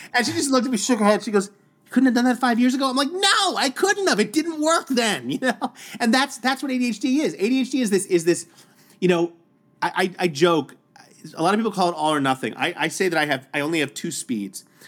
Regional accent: New York City, New York, United States; growing up in New York City public schools in Staten Island, New York

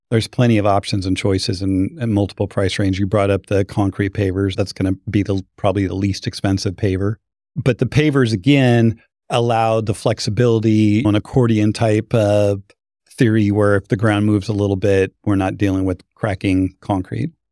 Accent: Boise, Idaho, United States; moved away; I'm from Boise

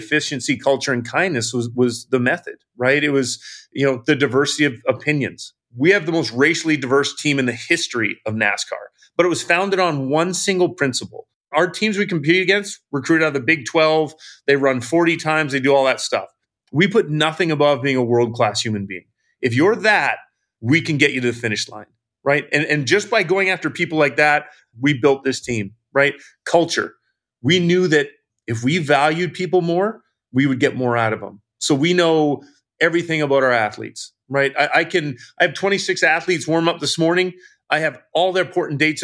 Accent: Vancouver Island, British Columbia, Canada; now in United States; I was originally from Vancouver Island, came to the United States to play hockey

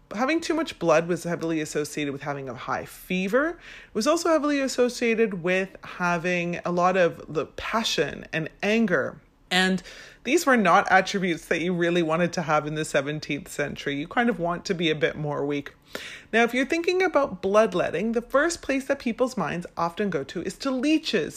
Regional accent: Vancouver, British Columbia, Canada; now in London, United Kingdom; I'm originally from Vancouver, Canada

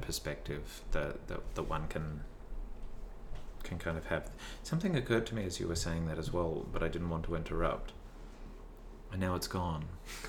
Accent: Tasmania, Australia; moved away; also born or lived in Melbourne; when I was growing up in Tasmania

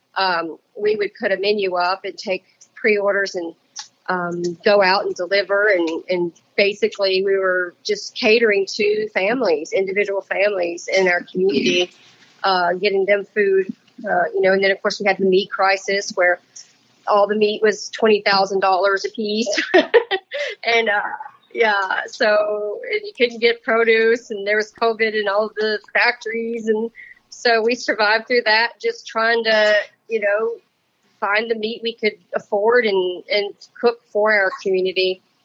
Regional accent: Louisiana, United States; now in Wenatchee, United States; I was raised in Louisiana

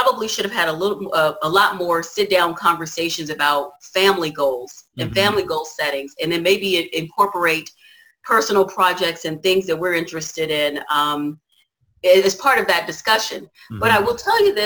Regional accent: Washington, District of Columbia, United States; moved away as an adult; now in California, United States; I moved to California from Washington, D.C. area where I was raised

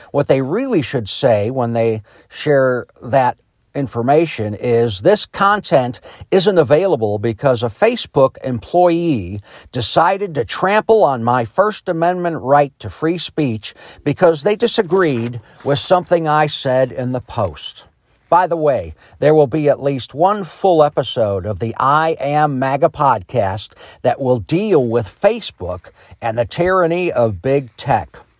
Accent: Chicago, Illinois, United States; also born or lived in Ohio; now in Greenwood, United States; I was born in Chicago in nineteen sixty into a very liberal Democrat family.

